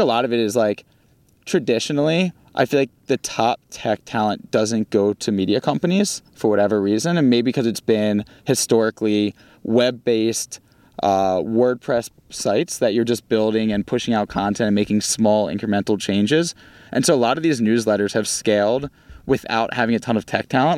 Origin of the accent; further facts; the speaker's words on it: Baltimore, Maryland, United States; accent: Baltimore; moved away as an adult; now in Los Angeles, United States; my Baltimore accent